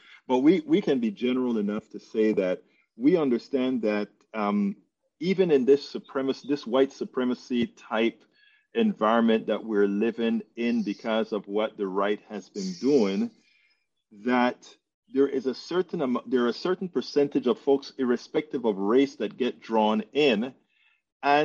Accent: Panama; I'm from Panama. Yo soy Latino.

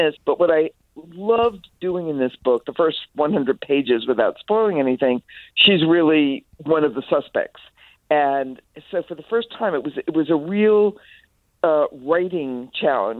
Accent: Mount Vernon, New York, United States; I grew up in Mount Vernon, so for your listeners local, it's very nearby.

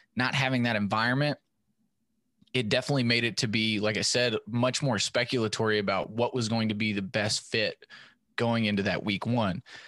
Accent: West Texas town near Stephenville, United States; I grew up in a town that, you know, back then was small enough

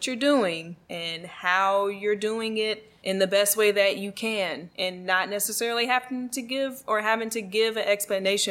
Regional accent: Virginia, United States; that's like my parents' hometown. My hometown too.

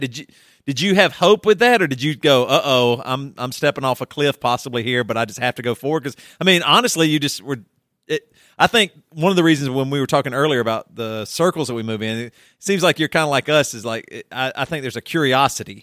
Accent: South Carolina, United States; I come from South Carolina

